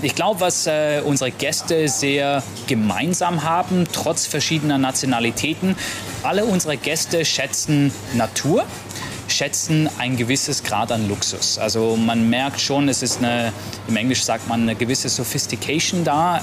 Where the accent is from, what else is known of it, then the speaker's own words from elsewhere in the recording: Switzerland; now in Maldives; gebürtiger Schweizer